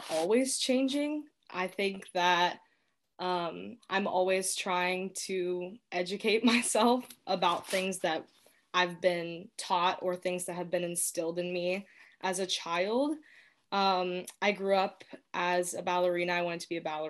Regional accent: Dayton, Ohio, United States; I'm from Dayton. I've lived here most of my life

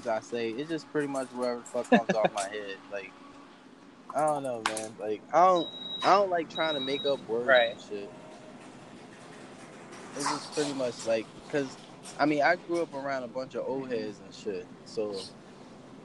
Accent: Virginia, United States; I'm from Virginia

